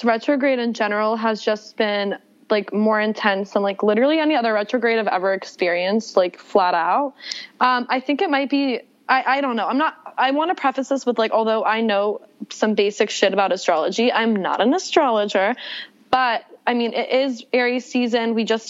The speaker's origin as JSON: {"language": "English", "region": "the South", "country": "United States", "tie": "born or raised there", "said": "My background, I grew up in the South. My dad's a rabbi. My mom is from the Jewish community in Mexico City. I'm a twin, like grew up in the Bible Belt as the rabbi's daughter"}